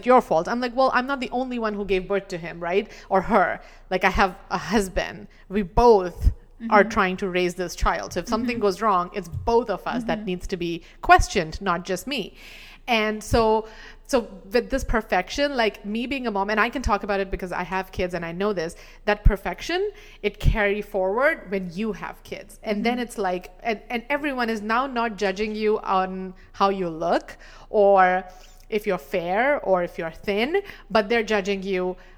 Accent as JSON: {"language": "English", "country": "India", "said": "we were talking about, you know, the general experiences we've had as an Indian woman."}